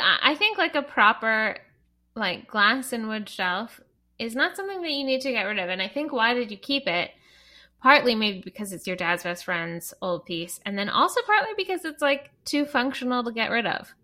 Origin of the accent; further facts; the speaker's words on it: Canada; I'm Canadian